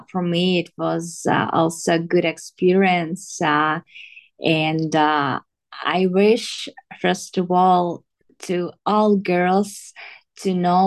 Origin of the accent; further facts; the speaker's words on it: southern Ukraine, Ukraine; English is a second language; also born or lived in Donetsk; I just went to my home. I'm from south of Ukraine